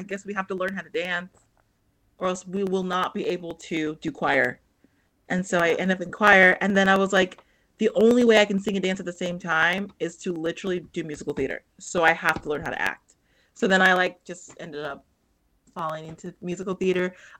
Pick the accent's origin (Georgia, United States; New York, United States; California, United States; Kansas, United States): California, United States; Long Beach; now in Burbank, United States; I grew up near Long Beach